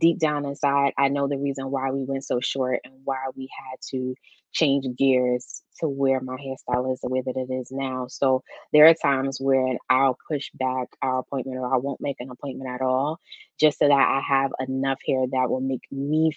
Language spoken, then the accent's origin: English; New York, United States; I'm from New York.